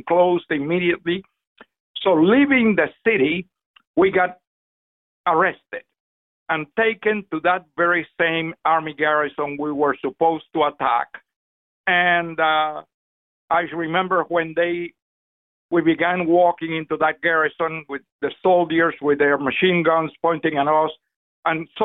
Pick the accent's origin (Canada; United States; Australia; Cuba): Cuba; moved away as an adult; also born or lived in Santiago de Cuba; I became involved in the Cuban underground in my hometown